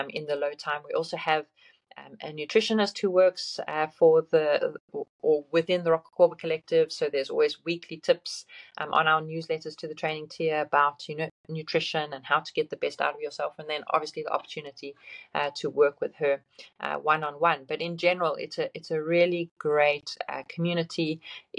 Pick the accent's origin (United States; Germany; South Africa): South Africa; coming from South Africa, being South African